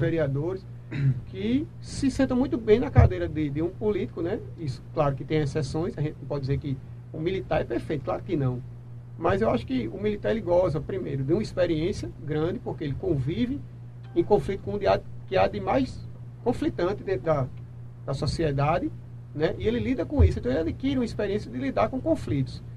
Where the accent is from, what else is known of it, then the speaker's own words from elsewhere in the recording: João Pessoa, Paraíba, Brazil; Sou natural de João Pessoa e sempre morei em João Pessoa.